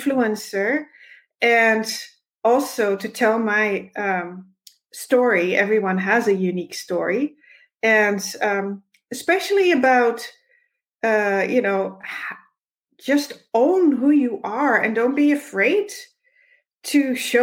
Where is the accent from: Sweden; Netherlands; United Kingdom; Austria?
Netherlands; moved away as an adult; now in Alberta, Canada; I was born in the Netherlands, and when I was 25, I married my husband, and when I was 30, we moved to Canada